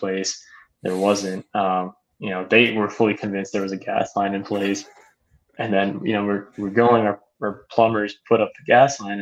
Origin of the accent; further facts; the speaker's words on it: South Florida, United States; I've been born and raised in South Florida, went to college at Miami. So South Florida through and through